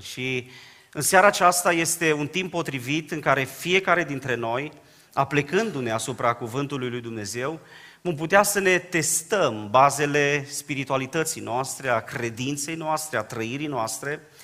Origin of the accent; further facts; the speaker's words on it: Dobric, Bistrița-Năsăud, Romania; now in Baia Mare, Romania; Eu provin din Dobric, o zonă pe care o cunoașteți foarte bine, am copilărit împreună cu Ghiță Bot